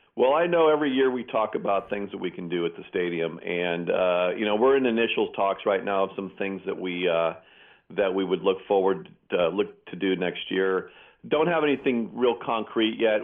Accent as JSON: {"language": "English", "town": "Pleasanton", "region": "California", "country": "United States", "tie": "born or raised there", "said": "my hometown of Pleasanton"}